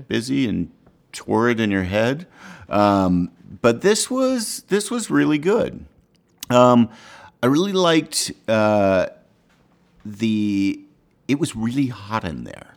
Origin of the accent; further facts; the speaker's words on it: Ottawa, Ontario, Canada; moved away; also born or lived in Montreal; I'm from Ottawa